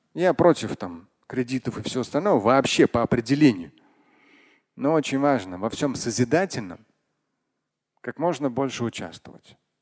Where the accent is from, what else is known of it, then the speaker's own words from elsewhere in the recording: Russia; я как россиянин во всех поколениях